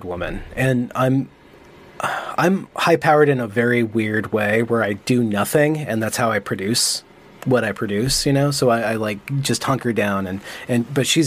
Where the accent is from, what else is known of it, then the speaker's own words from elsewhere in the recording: United States; I'm American